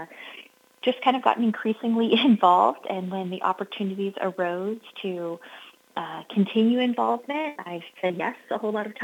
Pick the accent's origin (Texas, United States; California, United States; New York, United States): California, United States; Northern; I'm from Northern California. My husband and I farm up in Glen County, so I'm just about 100 miles north of the Sacramento office.